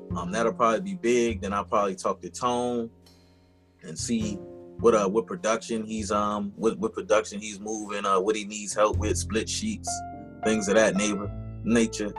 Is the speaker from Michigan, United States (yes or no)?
no; Washington, District of Columbia, United States; born and raised in Washington, D.C.